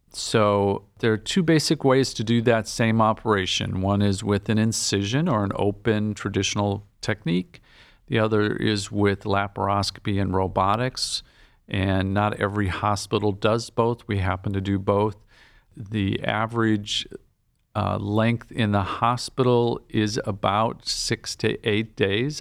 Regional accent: Green Bay, Wisconsin, United States; moved away as an adult; also born or lived in Nebraska / Chicago / Boston; now in Cleveland, United States; I'm was born and raised in Green Bay, Wisconsin

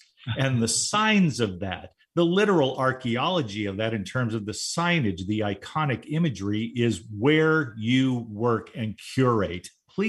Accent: Southern California, United States; moved away; also born or lived in Las Vegas, Nevada; I lived in Las Vegas for 5 years. I grew up in Southern California, 7 miles from Disneyland.

